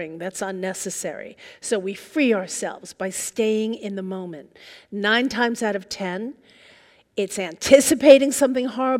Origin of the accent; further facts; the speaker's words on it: New York, United States; now in Seattle, United States; I'm originally from New York, and I moved out here